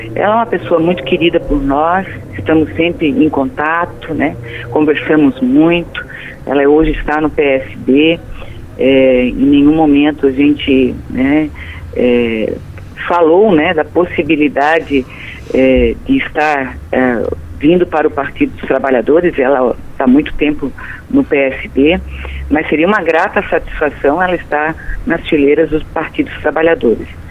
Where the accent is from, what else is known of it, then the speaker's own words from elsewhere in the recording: Blumenau, Santa Catarina, Brazil; sou de Blumenau